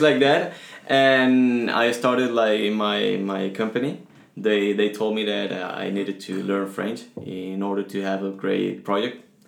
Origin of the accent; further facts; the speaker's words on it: Venezuela; English is a second language; also born or lived in Spain; now in Toulouse, France; I came from Venezuela.